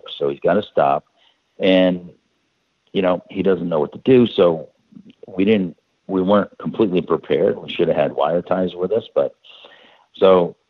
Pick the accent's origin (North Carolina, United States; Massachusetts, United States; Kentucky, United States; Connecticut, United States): Connecticut, United States; we're from Connecticut. We're not 1,000 miles near a desert